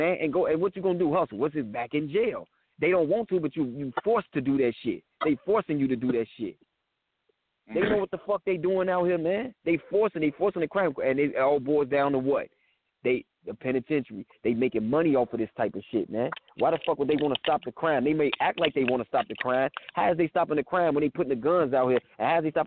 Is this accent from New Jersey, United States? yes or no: no; Chicago, Illinois, United States; I'm from Chicago